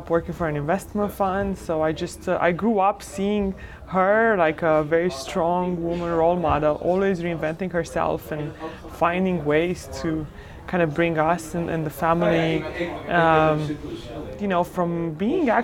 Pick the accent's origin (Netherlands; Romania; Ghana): Romania; moved away as an adult; now in United States; was born and raised in Romania during communism